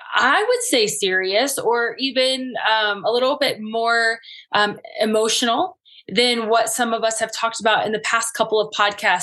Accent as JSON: {"language": "English", "town": "Cincinnati", "region": "Ohio", "country": "United States", "tie": "born or raised there", "said": "my hometown of Cincinnati"}